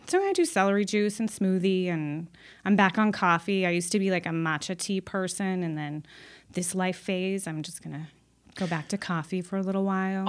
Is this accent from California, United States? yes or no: yes; Los Angeles, California, United States; I grew up in Los Angeles